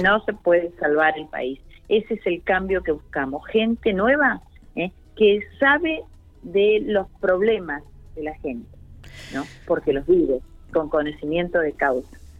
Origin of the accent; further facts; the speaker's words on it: General Acha, La Pampa, Argentina; also born or lived in Chacharramendi, La Pampa; Yo soy del, de General Hacha, mis padres vivían en el campo y fui a la escuela albergue de Chacharramendi